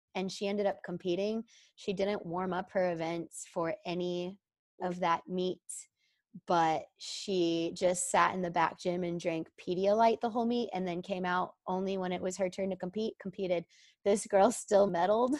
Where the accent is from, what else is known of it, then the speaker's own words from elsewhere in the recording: Dallas, Texas, United States; moved away as an adult; also born or lived in Illinois; I grew up in the Dallas area